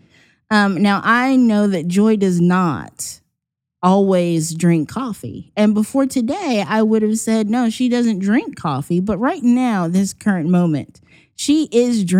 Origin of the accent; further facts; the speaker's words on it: Virginia, United States; I'm from the East Coast and South kind of in Virginia.